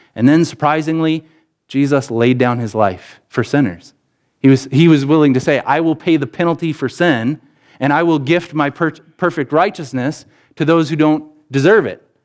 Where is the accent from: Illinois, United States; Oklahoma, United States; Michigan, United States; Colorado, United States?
Illinois, United States; Rockton; grew up in Rockton, Illinois, and that meant that we, my brothers and I, we went to Sherlyn School